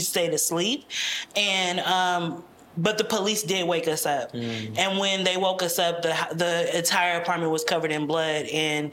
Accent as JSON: {"language": "English", "country": "United States", "tie": "born or raised there", "said": "they came to America and had five children"}